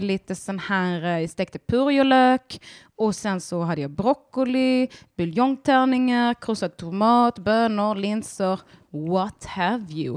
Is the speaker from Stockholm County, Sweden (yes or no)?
no; Bjärnum, Skåne, Sweden; also born or lived in Ballingslöv; jag är från Bjärnum och Ballingslöv